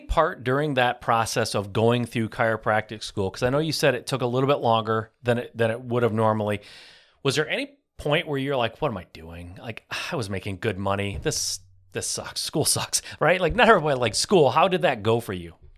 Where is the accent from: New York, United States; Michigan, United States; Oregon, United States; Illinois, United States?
Michigan, United States; I'm from Michigan